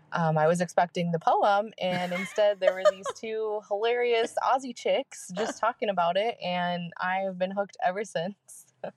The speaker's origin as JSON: {"language": "English", "town": "San Diego", "region": "California", "country": "United States", "said": "Hi, Kate and Mandy. I'm an OVP from San Diego"}